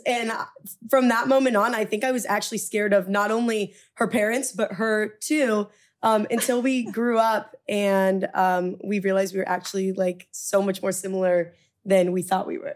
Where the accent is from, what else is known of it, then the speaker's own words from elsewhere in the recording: Orange County, California, United States; moved away as an adult; also born or lived in Midwest; now in New York, United States; where I grew up in Orange County